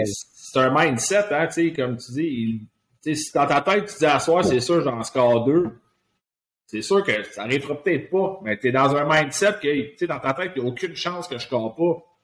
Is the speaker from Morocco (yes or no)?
no; Laval, Quebec, Canada; je suis, euh, un gars de Laval, j'ai grandi à Laval